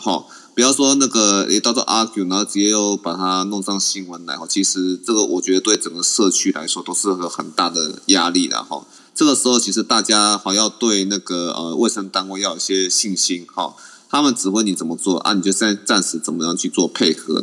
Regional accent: Taiwan; 我们台湾人在美国

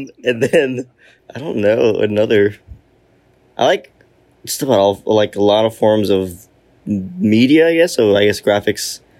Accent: Denver, Colorado, United States; moved away as an adult; I was born in Denver, Colorado, and then I moved out here when I was 19

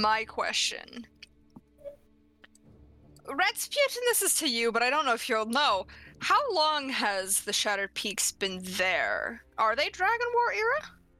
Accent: Canada; I'm Canadian.

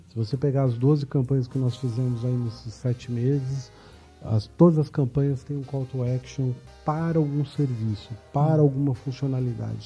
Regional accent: São Paulo, Brazil; paulistano nato aqui

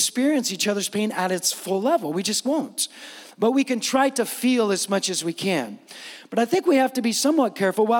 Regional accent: San Francisco, California, United States; moved away as an adult; now in Steinwenden, Germany; I'm not just coming from America. I'm coming from the West Coast. I'm coming from the Bay Area. I'm not just coming from the Bay Area. I'm coming from San Francisco

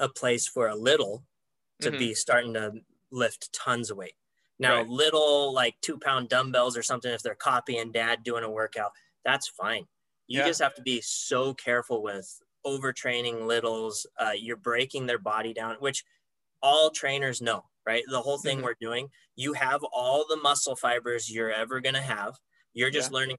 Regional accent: Sandpoint, Idaho, United States; where I grew up in Sandpoint

